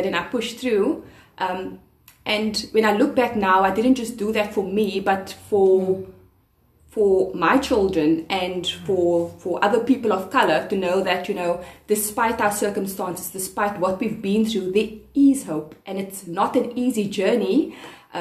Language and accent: English; Cape Town, Western Cape, South Africa; I grew up on the Cape Flats